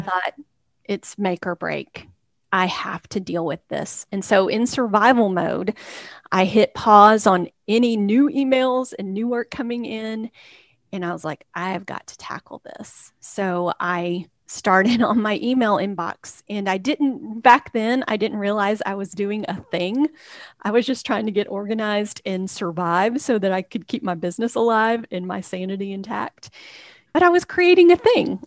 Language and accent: English; Texas, United States; born or raised there; moved away as an adult; also born or lived in Hickory, North Carolina / Waco, Texas; now in Nashville, United States